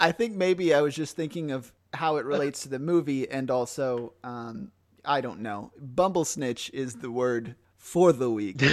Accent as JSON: {"language": "English", "country": "United States", "said": "as an American"}